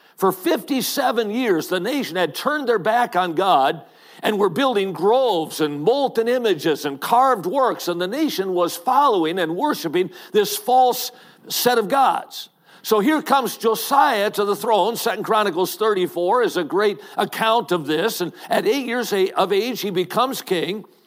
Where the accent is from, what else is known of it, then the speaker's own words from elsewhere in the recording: Watertown, Wisconsin, United States; I grew up in Watertown, Wisconsin